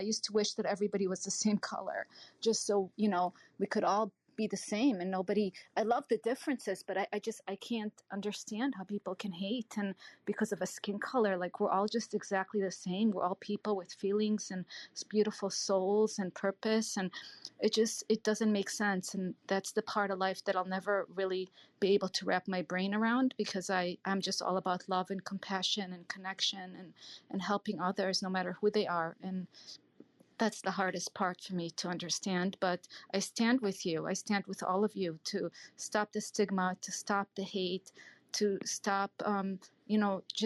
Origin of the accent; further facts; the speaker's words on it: Israel; now in United States; I was born in Israel, so I didn't grow up in this country my whole life